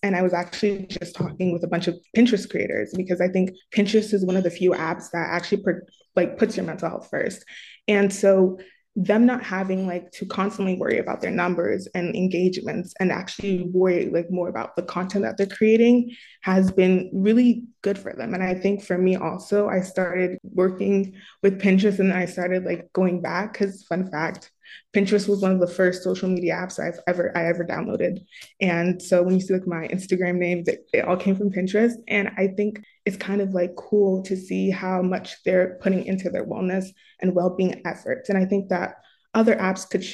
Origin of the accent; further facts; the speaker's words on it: New Jersey, United States; I'm 19 years old and I'm from New Jersey.